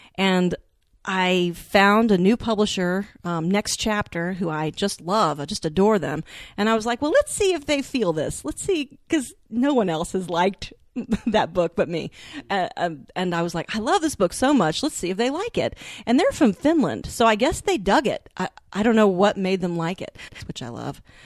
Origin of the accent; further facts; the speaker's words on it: the South, United States; I was born and raised in the South